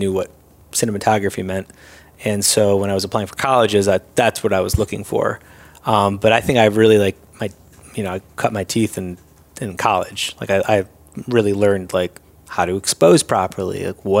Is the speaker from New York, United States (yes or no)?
yes; Syracuse, New York, United States; moved away as an adult; now in Los Angeles, United States; I'm born and raised in Syracuse.